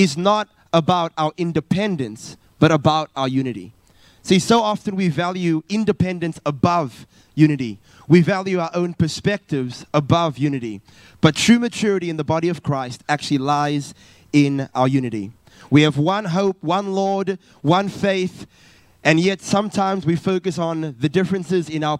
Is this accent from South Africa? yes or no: yes; South Africa; moved away as an adult; now in Perth, Australia; originally I'm from South Africa